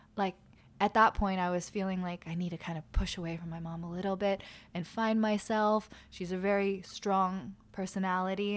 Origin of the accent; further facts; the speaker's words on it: Malibu, California, United States; also born or lived in Los Angeles / New York / Albany; I did make my way to Malibu with my family, and I went to school there